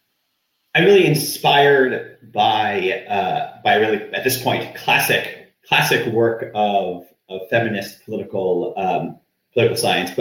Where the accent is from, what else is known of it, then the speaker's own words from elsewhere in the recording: United States; as an American